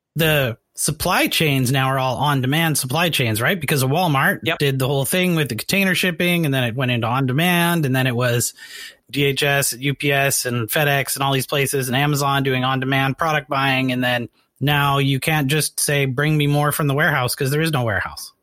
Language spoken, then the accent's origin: English; Canada; now in United States; I'm from Canada